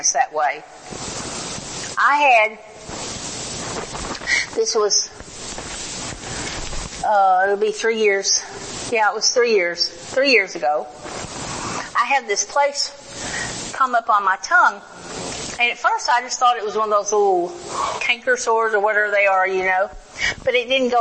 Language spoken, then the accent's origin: English; the South, United States; now in Oklahoma, United States; I was raised in the South